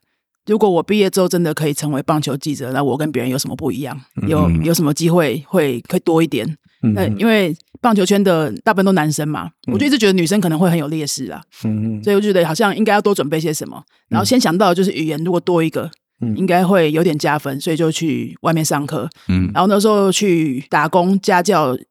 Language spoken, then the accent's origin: Chinese; Taipei, Taiwan; 我在台北长大